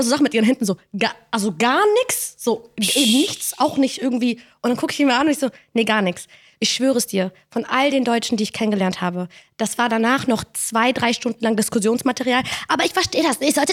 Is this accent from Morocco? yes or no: yes; Morocco; bin Marokkanerin, hab ich doch erzählt, oder?